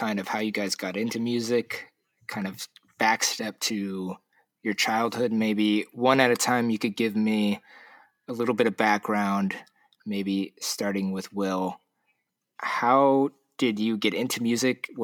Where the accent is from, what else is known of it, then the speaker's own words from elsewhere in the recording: California, United States; now in Seattle, United States; I'm in Seattle, but I grew up in California, kind of grew up with the SoCal music scene